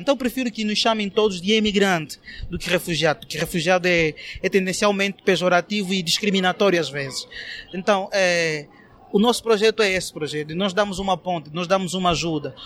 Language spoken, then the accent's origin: Portuguese; Angola; moved away as an adult; now in Brazil; eu sou angolano